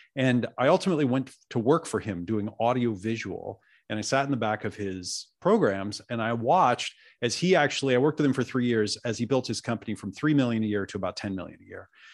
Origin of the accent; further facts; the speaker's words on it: Oregon, United States; also born or lived in New York; I was born in New York, and they didn't want me to grow up in New York, so they moved to Oregon. So I grew up out in the woods of Oregon with these hippie parents